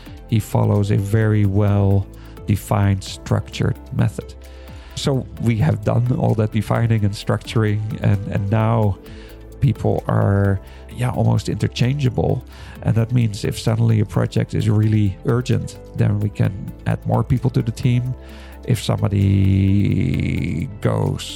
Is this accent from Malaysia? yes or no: no; Netherlands; now in Taiwan; I'm from Holland